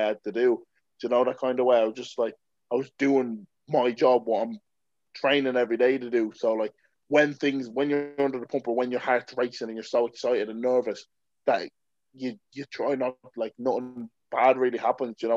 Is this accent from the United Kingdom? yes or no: no; Balbriggan, Leinster, Ireland; Come back to Ireland, back to Balbriggan